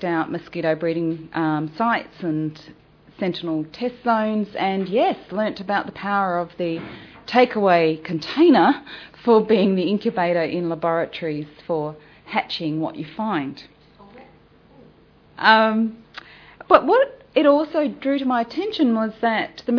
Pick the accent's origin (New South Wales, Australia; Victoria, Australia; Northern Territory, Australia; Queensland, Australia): Northern Territory, Australia; Darwin; now in Sydney, Australia; I'm the Darwin girl. I come from Darwin, the mosquito capital of the world. I grew up with more than the odd Mozzie